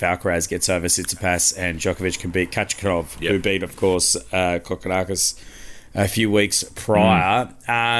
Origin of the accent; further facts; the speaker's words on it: Queensland, Australia; I'm a Queenslander